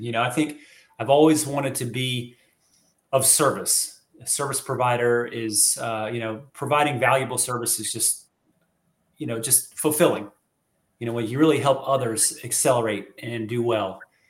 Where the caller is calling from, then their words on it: Chiefland, Florida, United States; North Florida, actually a little town called Chiefland, Florida, just west of Gainesville.